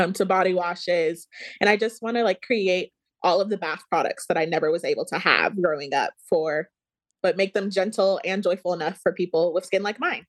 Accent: Dallas, Georgia, United States; I'm from Georgia. I'm from Dallas, Georgia um, went to North Paulding High School and then UGA

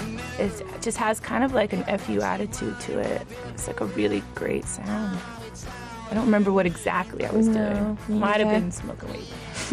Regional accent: the South, United States; You're like, hey, we're from the South. Really good, good people, but if you cross us, you're gonna probably get stabbed. And that's kind of the South.

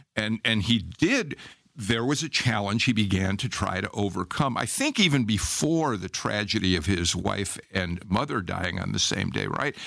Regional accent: Chicago, Illinois, United States; moved away as an adult; now in Georgia, United States; I'm a Chicagoan, but I've been in Georgia for thirty-five years

